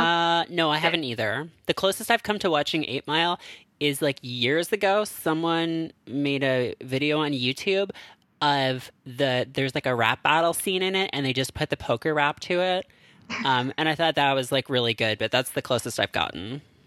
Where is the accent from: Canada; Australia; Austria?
Canada; now in United States; being a Canadian who lives in America